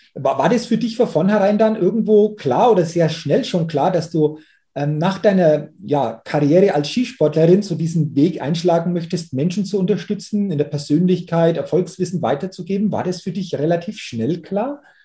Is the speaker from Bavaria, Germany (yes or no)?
yes; Middle Franconia, Bavaria, Germany; hier bei uns in Deutschland oder in Bayern oder in, in Mittelfranken